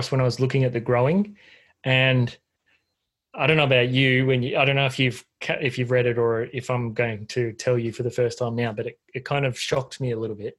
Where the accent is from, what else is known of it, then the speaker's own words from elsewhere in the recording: Queensland, Australia; now in Somerville, Australia; growing up in Queensland